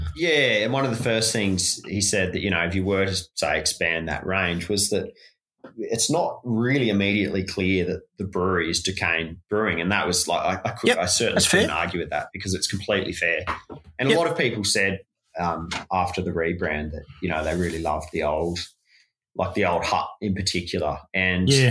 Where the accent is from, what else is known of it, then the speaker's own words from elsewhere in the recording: Launceston, Tasmania, Australia; growing up in Lonnie